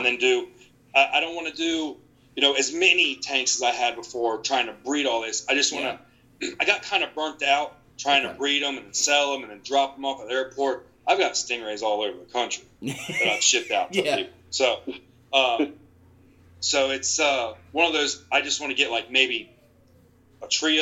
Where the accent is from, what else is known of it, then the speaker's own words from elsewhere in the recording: Eastern North Carolina, United States; I'm from Eastern North Carolina